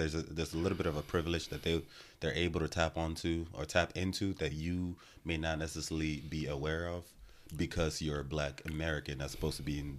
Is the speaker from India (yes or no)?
no; Nigeria; now in United States; as a Nigerian growing up in Nigeria and also moving to America